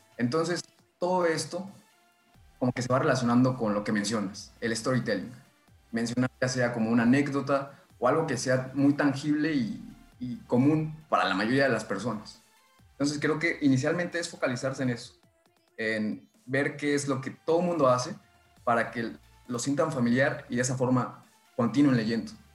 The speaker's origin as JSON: {"language": "Spanish", "region": "State of Mexico", "country": "Mexico", "tie": "born or raised there", "moved": "yes", "lives_now": "northern Mexico", "said": "Soy originario del Estado de México, pero pues, ya llevo bastantes años viviendo en el norte del país"}